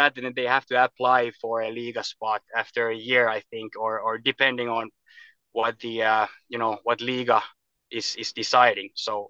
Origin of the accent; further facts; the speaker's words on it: Kirkkonummi, Uusimaa, Finland; also born or lived in Turku, Finland / Espoo, Finland / United States; Yeah, I actually was born in Western Finland in Turku, and we we moved to Kirkkonummi. It's in Helsinki area. It's nearby Espoo, and we lived there. I moved from Turku when I was 3 years old, and we moved to Kirkkonummi, and the Helsinki area